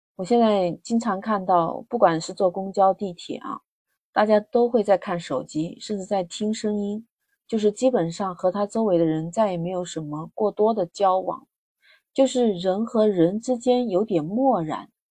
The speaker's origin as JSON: {"language": "Chinese", "region": "Hunan", "country": "China", "moved": "yes", "lives_now": "Shenzhen, China", "said": "我是来自湖南，但是我很少提及我来自湖南"}